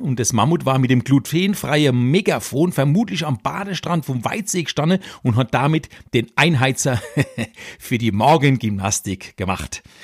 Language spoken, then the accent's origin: German; Electoral Palatinate, Kurpfalz, Germany; also born or lived in Weinheim; als Kurpfälzer Kabarettist